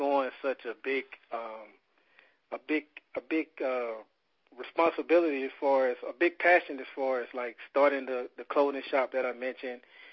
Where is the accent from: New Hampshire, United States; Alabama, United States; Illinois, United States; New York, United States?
Alabama, United States; Mobile; moved away; we're all from Mobile. Me and Frank, we now are no longer living in Mobile.